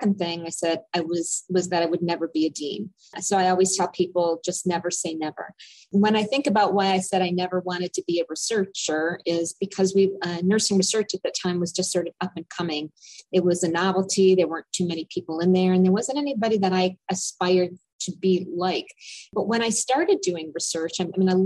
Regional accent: Detroit, Michigan, United States; I grew up in Detroit.

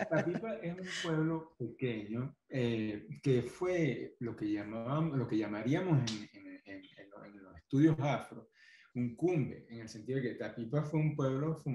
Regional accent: Caracas, Capital District, Venezuela; born there; Tú sabes que, bueno, yo nací en Caracas, por accidente, según cuenta mi mamá porque se supone que yo iban a hacer en el hospital de Caucagua.

